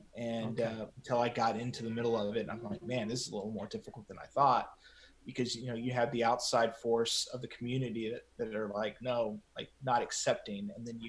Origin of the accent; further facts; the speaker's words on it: San Angelo, Texas, United States; So I was actually asked to be a news director in my hometown, San Angelo.